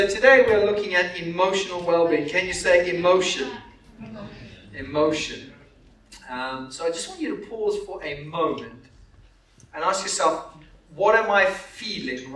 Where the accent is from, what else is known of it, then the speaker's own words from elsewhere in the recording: Zimbabwe; moved away; also born or lived in Canterbury; I grew up in Zimbabwe